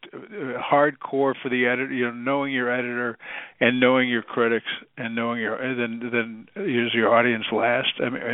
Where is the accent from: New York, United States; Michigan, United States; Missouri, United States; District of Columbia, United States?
New York, United States; about 2.5 hours west of Syracuse; I'm from about 2.5 hours west of Syracuse